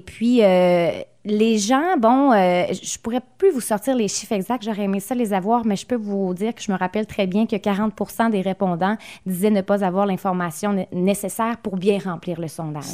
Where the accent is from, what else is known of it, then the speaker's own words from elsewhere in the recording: Gaspé, Quebec, Canada; chez nous à Gaspé